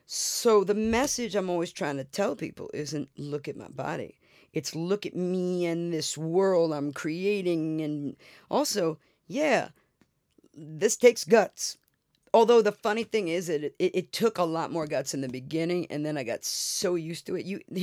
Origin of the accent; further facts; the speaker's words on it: New York City, New York, United States; I'm from Brooklyn. We got chutzpah.